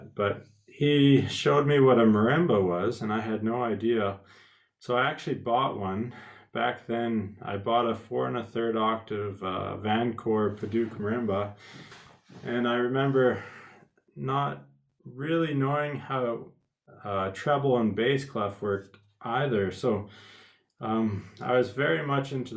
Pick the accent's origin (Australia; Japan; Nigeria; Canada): Canada; Fernie, British Columbia; I grew up in Fernie, BC, Canada, which is a very small ski town.